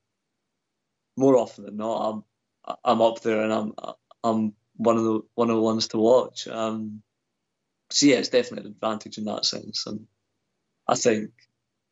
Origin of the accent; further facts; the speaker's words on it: Scotland, United Kingdom; growing up in Scotland